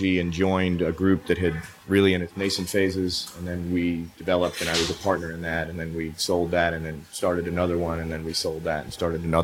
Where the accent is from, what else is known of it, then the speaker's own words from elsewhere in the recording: New York City, New York, United States; moved away as an adult; also born or lived in Europe / Asia; now in Austin, United States; I moved from New York City, where I was born and raised